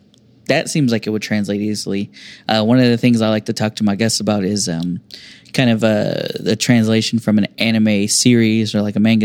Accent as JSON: {"language": "English", "country": "United States", "said": "I'm real American, y'all."}